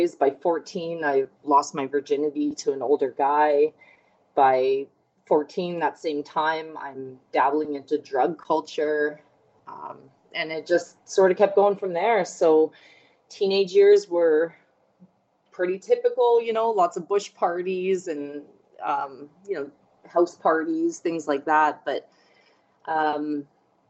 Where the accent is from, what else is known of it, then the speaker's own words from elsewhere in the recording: Fort McMurray, Alberta, Canada; now in Edmonton, Canada; I grew up in Fort McMurray, Alberta, which is the oil patch, 5 hours north of Edmonton, Alberta, where I reside now.